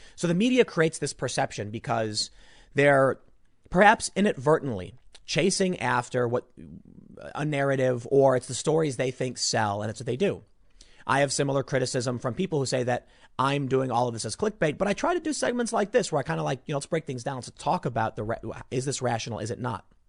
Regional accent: Chicago, Illinois, United States; I'm from the South Side

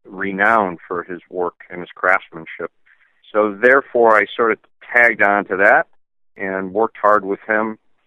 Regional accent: Glastonbury, Connecticut, United States; I was born in Glastonbury, Connecticut, to a car nut

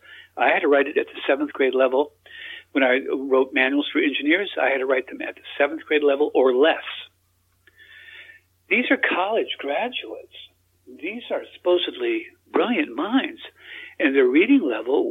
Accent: Texas, United States; also born or lived in Australia; I'm an American too. I was born in Texas

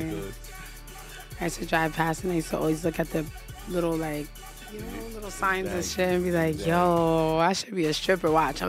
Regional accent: Miami, Florida, United States; born there; also born or lived in White Plains, New York; I was born in Miami, Florida.

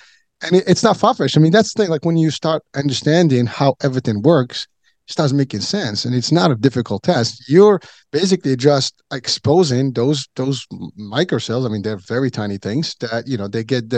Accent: Morocco; moved away; I grew up, you know, when I was a kid, I was in Africa

